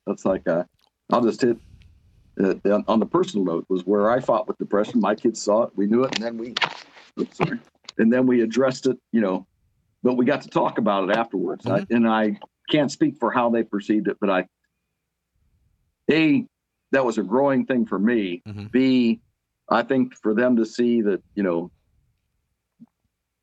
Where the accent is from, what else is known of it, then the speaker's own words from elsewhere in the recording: Akron, Ohio, United States; we were raised in Akron, Ohio